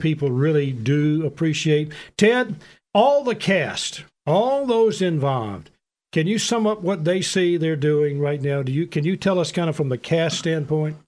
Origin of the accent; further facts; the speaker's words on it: Memphis, Tennessee, United States; I told him Memphis